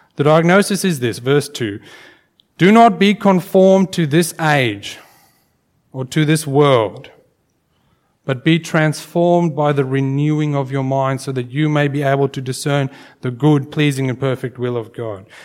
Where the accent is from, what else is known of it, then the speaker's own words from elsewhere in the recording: South Africa; growing up in South Africa, um, I went to a school where we had corporal punishment